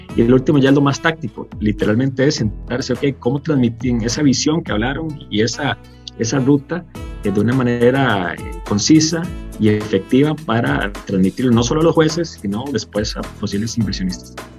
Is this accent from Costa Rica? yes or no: yes; Costa Rica